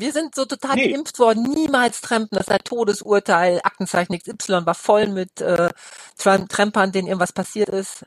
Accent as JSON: {"language": "German", "town": "Osnabrück", "region": "Lower Saxony", "country": "Germany", "tie": "born or raised there", "moved": "as an adult", "lives_now": "Cologne, Germany", "said": "ich komme aus Osnabrück gebürtig und wir hatten englische Soldaten in, in meiner Kindheit noch"}